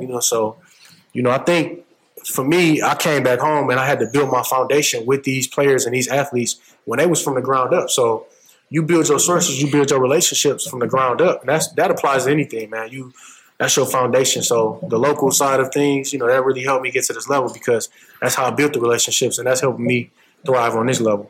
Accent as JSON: {"language": "English", "town": "Flint", "region": "Michigan", "country": "United States", "tie": "born or raised there", "said": "growing up in Michigan"}